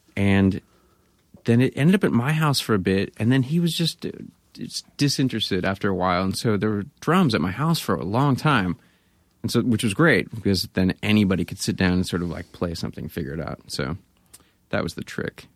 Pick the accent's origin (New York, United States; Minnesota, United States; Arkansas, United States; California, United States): California, United States; Grass Valley; moved away; also born or lived in Bay Area; I grew up in Grass Valley